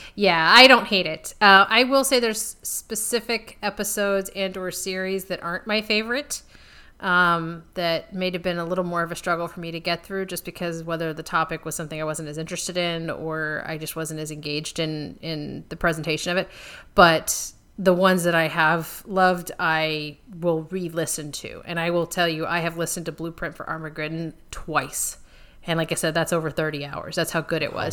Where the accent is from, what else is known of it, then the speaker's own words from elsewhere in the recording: United States; I'm an American